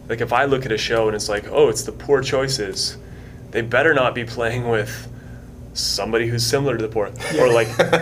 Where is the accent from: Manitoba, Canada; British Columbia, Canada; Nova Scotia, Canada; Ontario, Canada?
Manitoba, Canada; Winnipeg; I grew up in Wolseley, and Wolseley's different now than it was back in the day